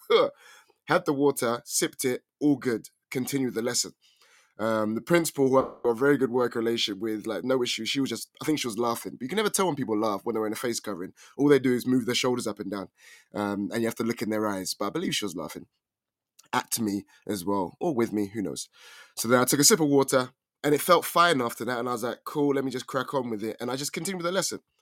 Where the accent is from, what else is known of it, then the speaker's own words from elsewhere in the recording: London, United Kingdom; I'm from England, more specifically London.